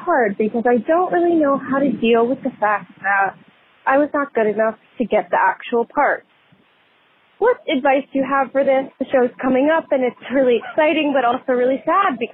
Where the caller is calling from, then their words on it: Boston, Massachusetts, United States; calling from Boston.